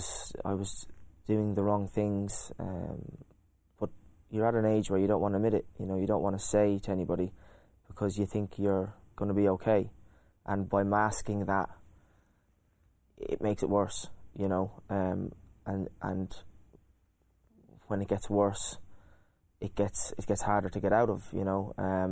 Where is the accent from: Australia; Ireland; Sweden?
Ireland; County Kildare; I was a boy with dreams and hopes, and you know, I was just a normal kid. I loved my sports, didn't like school. A pretty normal. I had a great upbringing.